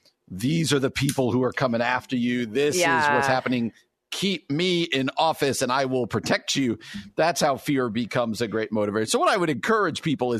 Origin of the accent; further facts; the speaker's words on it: New Jersey, United States; I mean, I grew up in New Jersey.